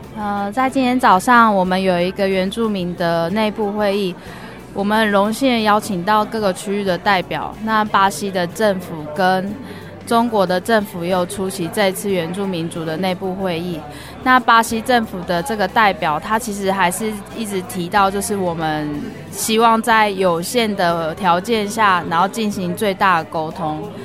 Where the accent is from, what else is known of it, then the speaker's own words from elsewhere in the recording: Taiwan; 因为我的身份，我是来自于台湾